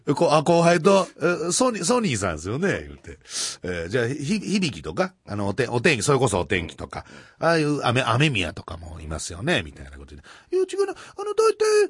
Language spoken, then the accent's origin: Japanese; Kansai, Japan; moved away; 俺も関西出身